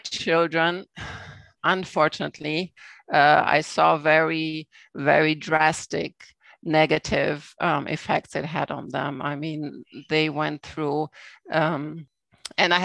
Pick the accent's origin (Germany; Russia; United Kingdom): Germany; now in Canada; I grew up in Germany in a small town